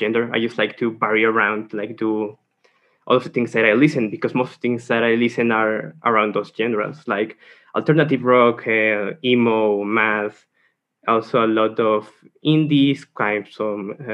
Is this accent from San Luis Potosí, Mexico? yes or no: yes; San Luis Potosí, Mexico; I'm from San Luis Potosí